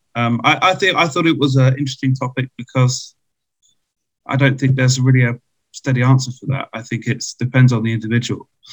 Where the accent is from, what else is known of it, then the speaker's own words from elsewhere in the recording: London, United Kingdom; now in Czech Republic; from London originally